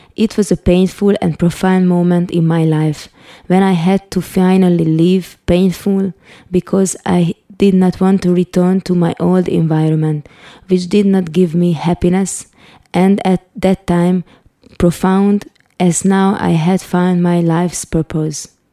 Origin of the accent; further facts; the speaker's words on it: Hungary; also born or lived in Budapest; I was born in Budapest, Hungary in 1976, the communist rule was on